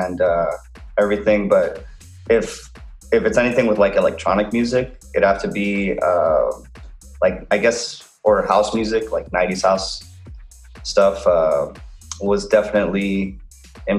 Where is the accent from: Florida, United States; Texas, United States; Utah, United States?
Texas, United States; McAllen; moved away as an adult; now in Los Angeles, United States; I'm originally from McAllen, Texas. It's deep in South Texas in an area known as the Rio Grande Valley. And I lived there for pretty much most of my life